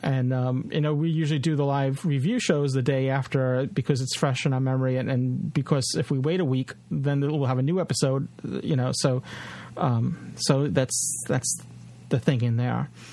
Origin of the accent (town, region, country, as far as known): United States